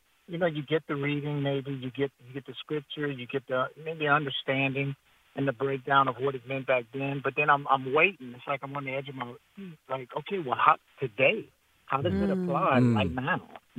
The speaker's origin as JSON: {"language": "English", "region": "South Louisiana", "country": "United States", "tie": "born or raised there", "said": "I was born and raised in, I'm in Youngsville right now. Born and raised in South Louisiana."}